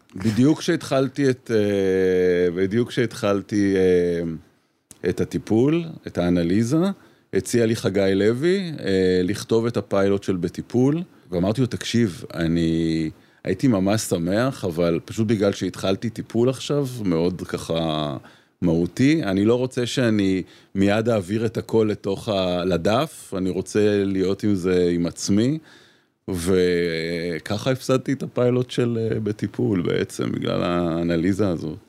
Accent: Petah Tikva, Central District, Israel; אני גדלתי איתה בפתח תקווה

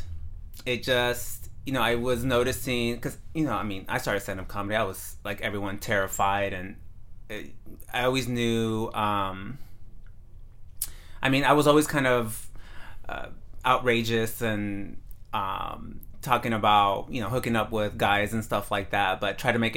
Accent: San Mateo, California, United States; also born or lived in Redwood City, California; Redwood City is where I live now. And before that, I grew up in San Mateo

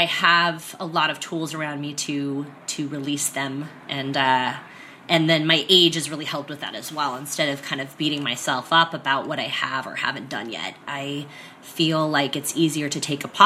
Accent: San Diego, California, United States; moved away as an adult; also born or lived in San Francisco / New York; I was born here in San Diego and grew up here primarily

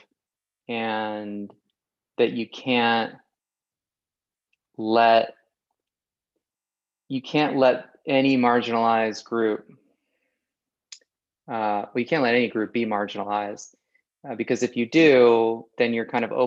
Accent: Oak Park, California, United States; I grew up in the outskirts of Los Angeles, a town called Oak Park.

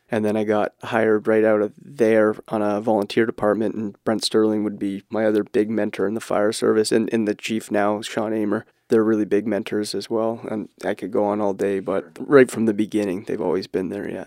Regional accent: Barrie, Ontario, Canada; I grew up in Barrie, similar to Gord

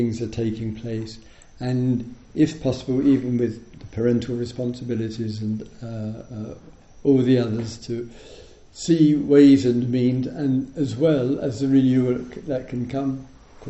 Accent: England, United Kingdom; I'm in the Buddhist tradition, I'm English, or I'm a Dharma teacher

